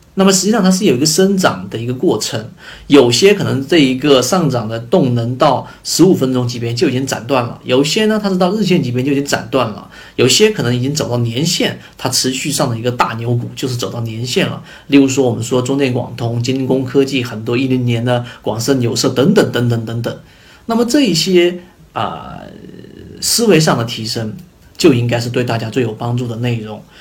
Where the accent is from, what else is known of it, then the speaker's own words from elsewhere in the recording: China; 我们中国人